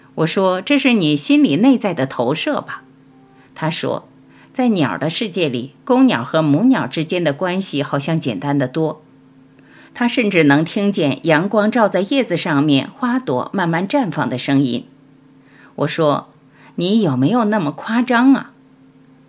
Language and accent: Chinese; Panzhihua, Sichuan, China; moved away; 尤其童年在小城市里生活过的人，就像我，八线城市，攀枝花来的